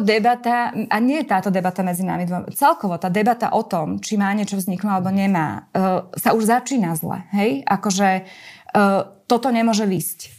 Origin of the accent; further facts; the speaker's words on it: Slovakia; moved away; keď ste zo Slovenska